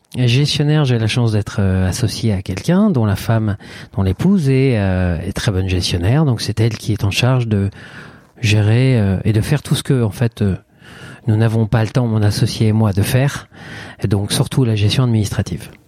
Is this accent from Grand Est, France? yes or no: yes; Reims, Grand Est, France; moved away as an adult; also born or lived in Paris; j'étais confortablement installé dans un poste de coiffeur en province, à Reims, qui est ma région d'origine